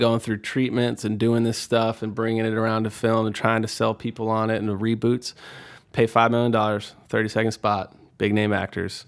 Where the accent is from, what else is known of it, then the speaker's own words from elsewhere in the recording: Houston, Texas, United States; growing up in Houston